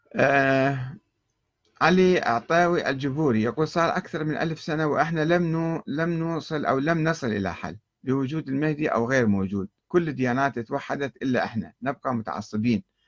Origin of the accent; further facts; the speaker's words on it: Iraq; عندنا في العراق